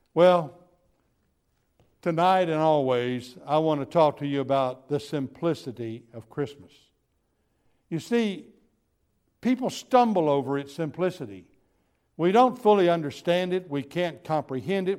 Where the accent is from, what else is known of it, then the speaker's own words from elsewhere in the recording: Gulf Coast, United States; I was raised on the Gulf Coast